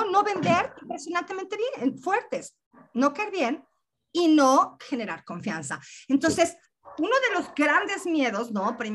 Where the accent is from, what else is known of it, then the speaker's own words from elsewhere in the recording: Mexico; El, el, acento que tengo, que déjame decirte que soy mexicana, este acento raro que tengo